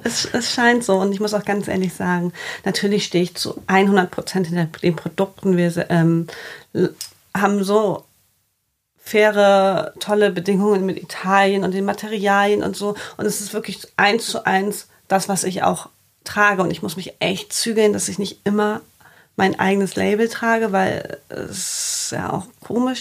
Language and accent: German; Bremen, Germany; moved away as an adult; also born or lived in Cologne; now in Hamburg, Germany; ich bin gebürtige Bremerin, habe in Köln, im schönen Köln, vier Jahre gelebt